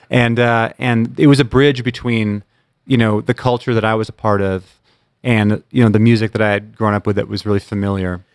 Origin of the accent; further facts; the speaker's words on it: Bremerton, Washington, United States; growing up in Bremerton